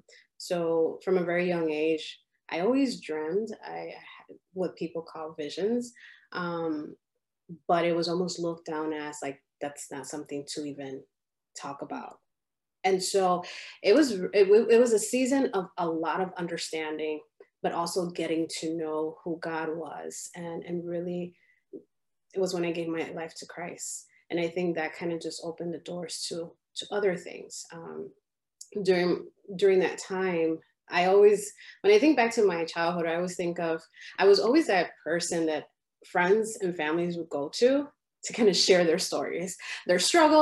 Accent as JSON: {"language": "English", "town": "Chicago", "region": "Illinois", "country": "United States", "said": "And by different, I mean, my parents are from the Dominican Republic. And so here, I'm from Chicago."}